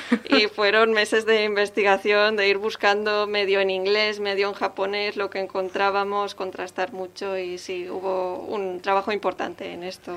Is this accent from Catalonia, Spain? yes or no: yes; Catalonia, Spain; Es una lengua que conocemos porque somos de aquí